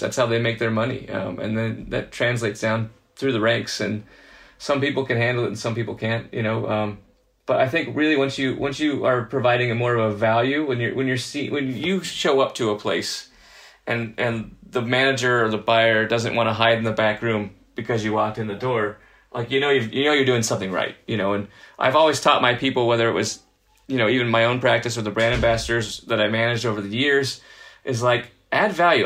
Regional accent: Southern California, United States; moved away as an adult; also born or lived in New Orleans / New York; now in San Diego, United States; I was from Southern California originally, and I've lived in San Diego before in my life, but having moved away to places like New Orleans and New York um, for you know a span of about fifteen years, uh, and coming back

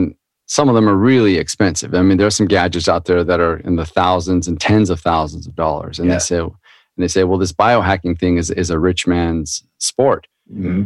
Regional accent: Anaheim, California, United States; I grew up in Orange County down in California, next to Disneyland, Anaheim

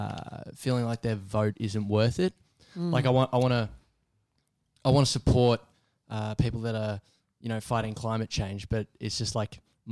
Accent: New Zealand; now in Australia; I'm a Kiwi citizen

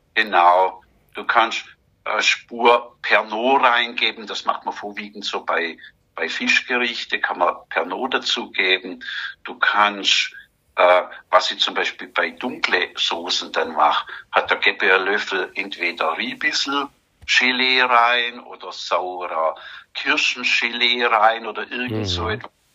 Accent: Germany; bei uns in Deutschland

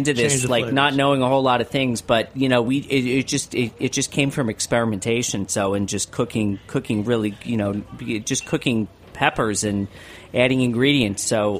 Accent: New York, United States; I'm a New Yorker.

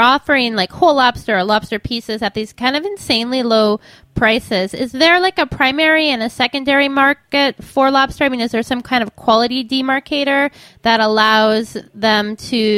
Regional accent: Midwest, United States; growing up in the Midwest

